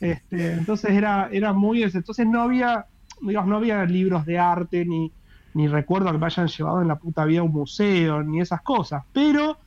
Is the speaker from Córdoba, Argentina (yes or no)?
no; Rosario, Santa Fe, Argentina; yo soy de Rosario